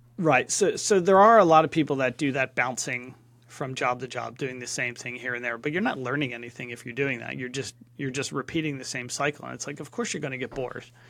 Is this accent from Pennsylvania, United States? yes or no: yes; Philadelphia, Pennsylvania, United States; moved away as an adult; also born or lived in California / Atlanta; now in London, United Kingdom; I grew up in Philadelphia